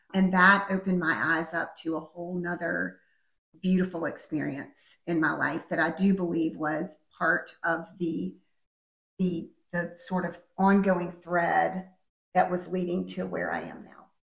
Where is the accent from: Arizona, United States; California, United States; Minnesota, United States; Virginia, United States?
Virginia, United States; Richmond; I grew up here in Richmond